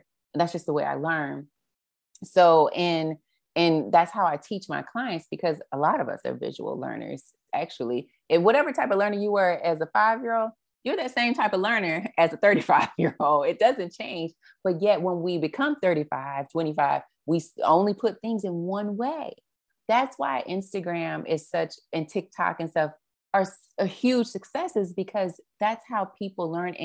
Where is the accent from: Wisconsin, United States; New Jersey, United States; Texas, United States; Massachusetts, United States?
Texas, United States; Dallas; moved away; also born or lived in New Orleans / Houston; Dallas, which is my hometown